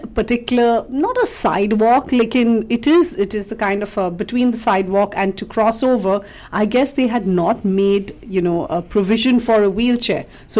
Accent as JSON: {"language": "English", "town": "Mumbai", "region": "Maharashtra", "country": "India", "moved": "as an adult", "lives_now": "Port Moody, Canada", "said": "I come from Mumbai."}